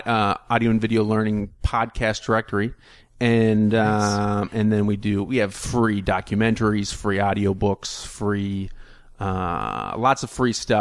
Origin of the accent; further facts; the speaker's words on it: Fridley, Minnesota, United States; I'm from Fridley, Minnesota.